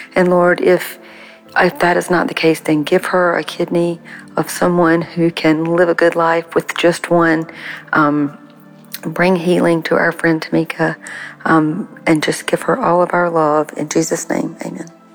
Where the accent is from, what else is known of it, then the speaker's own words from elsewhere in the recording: South Carolina, United States; I'm from South Carolina